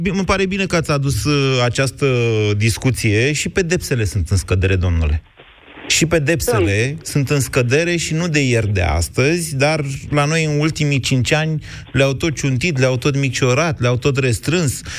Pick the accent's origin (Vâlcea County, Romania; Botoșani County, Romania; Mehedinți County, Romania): Mehedinți County, Romania; Drobeta-Turnu Severin; Eu sunt din Severin